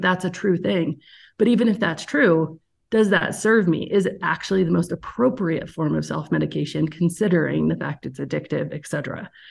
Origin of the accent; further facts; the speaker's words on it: Aspen, Colorado, United States; now in Evergreen, United States; I am from Aspen, Colorado originally. Live in Evergreen, Colorado now